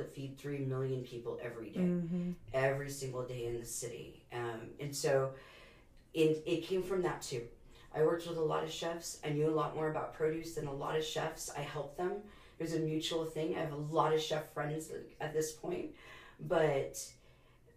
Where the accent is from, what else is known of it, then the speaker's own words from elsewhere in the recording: San Antonio, Texas, United States; I am actually a 4th generation San Antonian